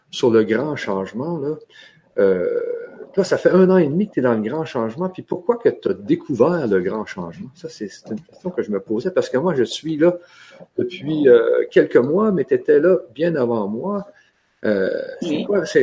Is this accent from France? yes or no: no; Canada; comme vous savez, moi, je suis du Canada et toi, tu es de Guadeloupe.